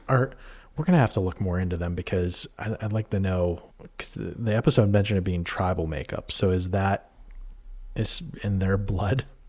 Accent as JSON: {"language": "English", "town": "New Castle", "region": "Pennsylvania", "country": "United States", "tie": "born or raised there", "said": "I grew up in Newcastle, Pennsylvania, in Shenango Township"}